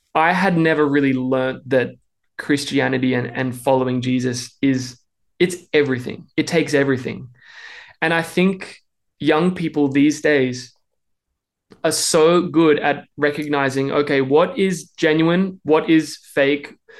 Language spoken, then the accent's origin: English; Melbourne, Victoria, Australia; accent: Australian; moved away as an adult; now in Nashville, United States; I hope you can tell I'm Australian. I'm trying to keep that accent because we've been living in the States for the past three and a half years. And I grew up in Melbourne my whole life